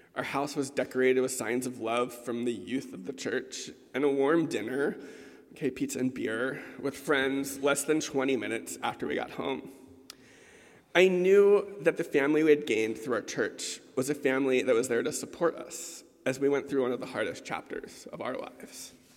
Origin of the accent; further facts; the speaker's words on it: Baltimore, Maryland, United States; growing up in the Episcopal Church in Baltimore